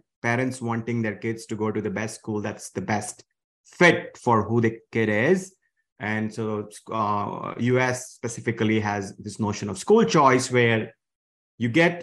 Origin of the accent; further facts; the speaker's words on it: India; moved away as an adult; now in United States; I grew up in India.